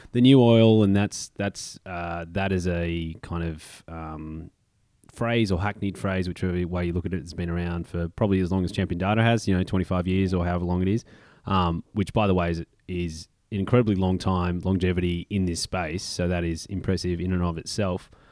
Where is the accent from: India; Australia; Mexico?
Australia; Melbourne, Victoria; moved away; we are coming to you live from Melbourne, Australia, my hometown, back down under